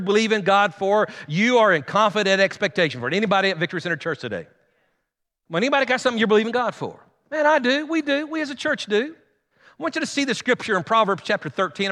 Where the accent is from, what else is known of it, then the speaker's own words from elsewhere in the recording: Guymon, Oklahoma, United States; moved away as an adult; also born or lived in Enid, Oklahoma; we grew up here in Guymon